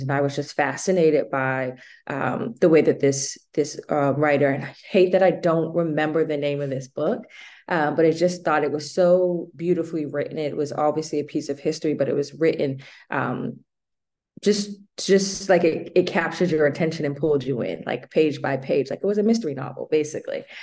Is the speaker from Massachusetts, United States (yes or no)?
yes; Boston, Massachusetts, United States; I am from Boston.